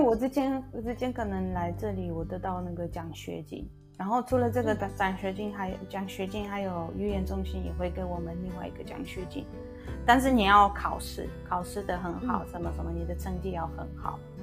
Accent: Poland; Chinese is a second language; moved away as an adult; now in Taichung, Taiwan; 高中的时候，大学的时候，我是会，在我自己的国家，在我的老家，我常常会去参加一些文化的交流

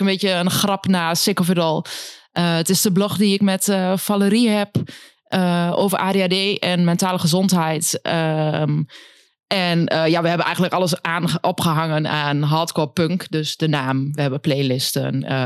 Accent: Winterswijk, Gelderland, Netherlands; now in Enschede, Netherlands; de Achterhoek uit Winterswijk

